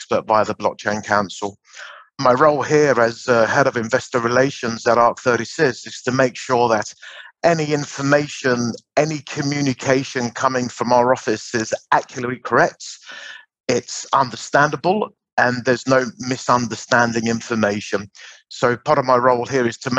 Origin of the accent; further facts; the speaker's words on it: Larnaca, Larnaca District, Cyprus; Larnaca, which is my hometown here in Cyprus